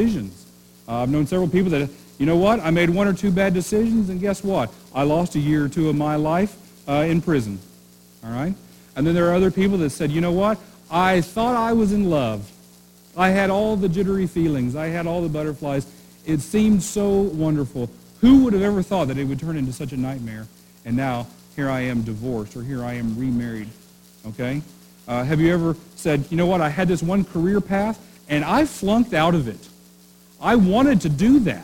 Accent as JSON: {"language": "English", "region": "Oklahoma", "country": "United States", "moved": "as an adult", "lives_now": "Maine, United States", "said": "I'm from Oklahoma"}